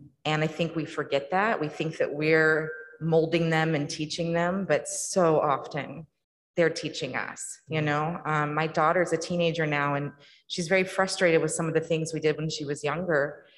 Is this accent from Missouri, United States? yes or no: yes; Missouri, United States; growing up in Missouri